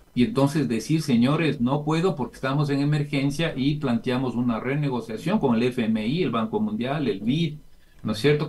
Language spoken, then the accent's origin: Spanish; Ecuador; somos las familias ecuatorianas